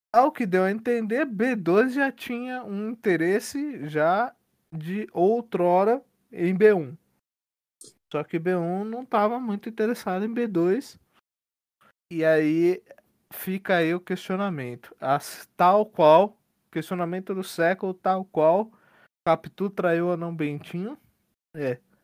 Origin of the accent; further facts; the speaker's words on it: Santo André, São Paulo, Brazil; Eu sou de Santo André.